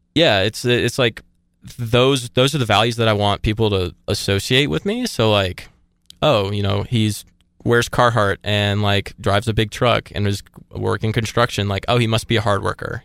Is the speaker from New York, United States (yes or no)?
no; Atlanta, Georgia, United States; I take, like, a lot of pride in being from Atlanta